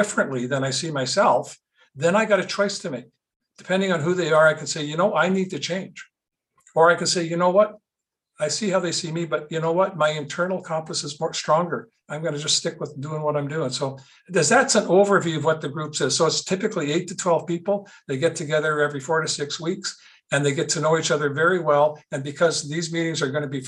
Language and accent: English; Winnipeg, Manitoba, Canada; I grew up in Winnipeg